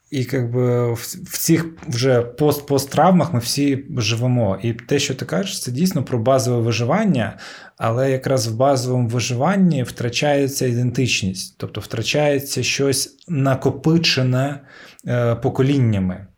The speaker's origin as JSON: {"language": "Ukrainian", "country": "Ukraine", "tie": "born or raised there", "said": "я, типу, кримський татарин, який народився в Україні в російськомовному суспільстві"}